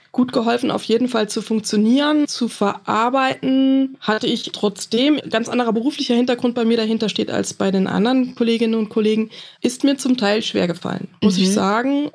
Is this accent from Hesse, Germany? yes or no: yes; Flörsheim am Main, Hesse, Germany; Aus Flörsheim am Main, mitten im Rhein-Main-Gebiet.